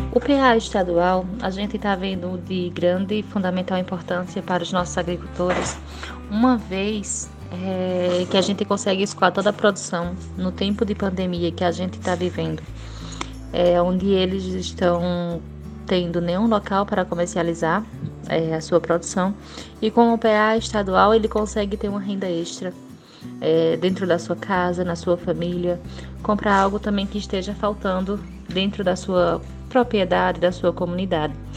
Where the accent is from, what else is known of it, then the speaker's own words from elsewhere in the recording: Triunfo, Pernambuco, Brazil; sou de Triunfo